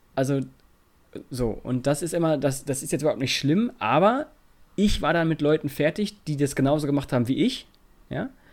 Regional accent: Lower Saxony, Germany; bei uns in Niedersachsen

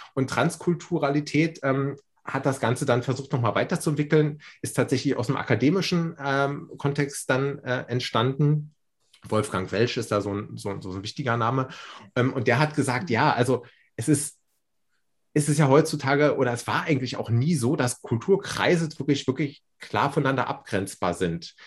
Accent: Berlin, Germany; moved away as an adult; now in Würzburg, Germany; ich fühle mich als Berliner

